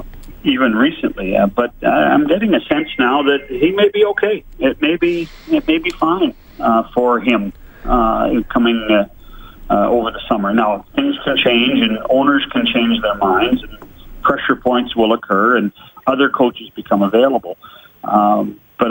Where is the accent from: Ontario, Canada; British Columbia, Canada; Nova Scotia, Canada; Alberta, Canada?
British Columbia, Canada; I grew up in British Columbia